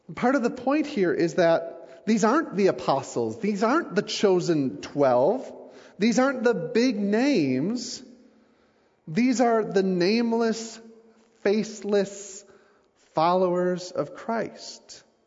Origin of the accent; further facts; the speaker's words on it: United States; I'm from the States